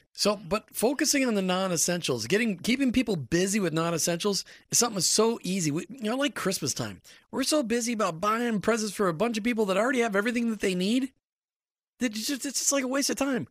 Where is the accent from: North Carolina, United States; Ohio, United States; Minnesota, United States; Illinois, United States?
Minnesota, United States; I grew up in Minnesota